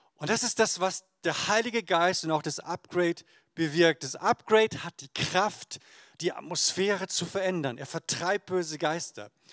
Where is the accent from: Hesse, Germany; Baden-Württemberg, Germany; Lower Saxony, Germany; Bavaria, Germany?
Lower Saxony, Germany; Emden; in meiner Heimatgemeinde in Emden aus Friesland